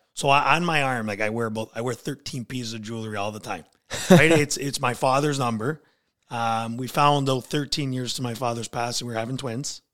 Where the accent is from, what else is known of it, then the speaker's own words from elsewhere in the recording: Niagara Falls, Ontario, Canada; now in Port Colborne, Canada; I was born and raised in, uh, Niagara Falls